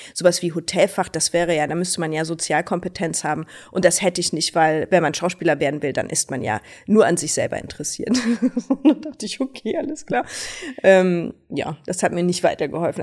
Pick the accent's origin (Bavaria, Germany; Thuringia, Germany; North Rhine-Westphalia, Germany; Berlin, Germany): Berlin, Germany; Berlin ist meine Heimat. Ich bin hier groß geworden